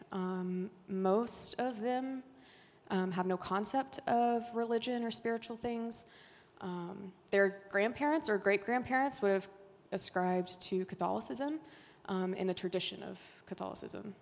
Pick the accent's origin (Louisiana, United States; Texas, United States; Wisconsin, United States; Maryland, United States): Louisiana, United States; Haughton; also born or lived in France; I grew up in Haughton, Louisiana, not too far